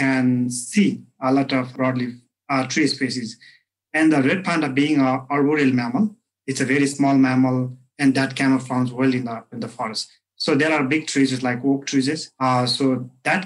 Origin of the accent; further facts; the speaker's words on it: eastern Nepal, Nepal; I'm originally from Eastern Nepal.